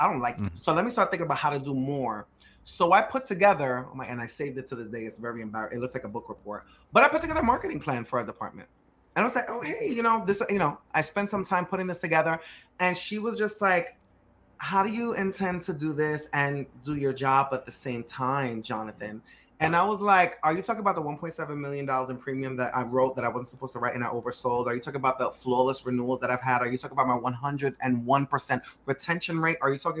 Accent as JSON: {"language": "English", "town": "New York City", "region": "New York", "country": "United States", "said": "Now, you and I are both Dominican. We're both from Dykeman, or we're both from uptown, right? We understand the culture."}